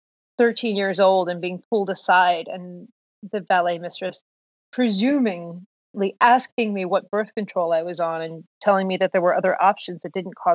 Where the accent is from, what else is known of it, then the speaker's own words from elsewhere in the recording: Downingtown, Pennsylvania, United States; I grew up in suburban Pennsylvania, Downingtown